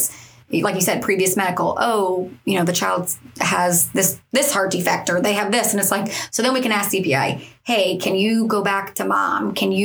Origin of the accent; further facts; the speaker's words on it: East Coast of Florida, United States; I'm from the East Coast of Florida